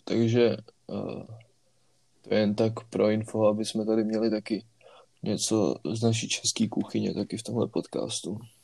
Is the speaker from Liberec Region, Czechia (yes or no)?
no; Prague, Czechia; jelikož jsme všichni z Prahy